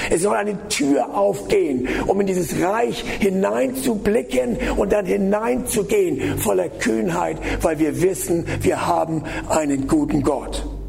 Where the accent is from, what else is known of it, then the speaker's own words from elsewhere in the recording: the North, Northern Germany, Germany; ich komme ja aus dem Norden